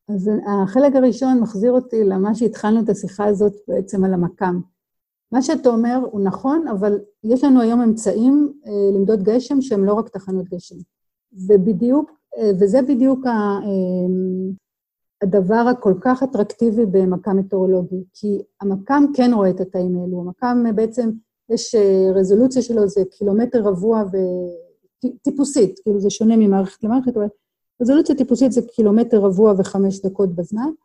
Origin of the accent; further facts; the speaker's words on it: Israel; אצלנו בישראל